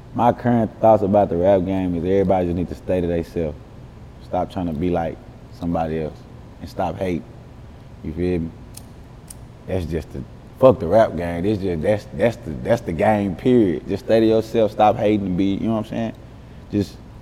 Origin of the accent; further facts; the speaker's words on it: Dallas, Texas, United States; I'm from West Dallas